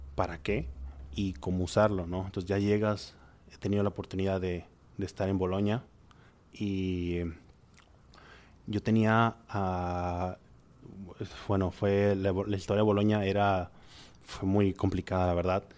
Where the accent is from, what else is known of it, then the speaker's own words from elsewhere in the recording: Monterrey, Nuevo León, Mexico; soy de Monterrey